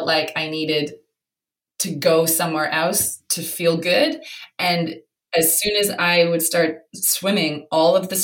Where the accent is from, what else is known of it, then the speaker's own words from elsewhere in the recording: Canada; moved away as an adult; now in London, United Kingdom; I'm from Canada, and Canada, look, it's small, but it's very friendly.